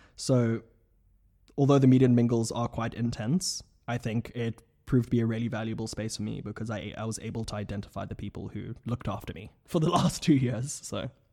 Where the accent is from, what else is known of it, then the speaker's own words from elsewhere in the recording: South Africa; moved away as an adult; now in Oxford, United Kingdom; from South Africa at large at Lady Margaret Hall, twenty seventeen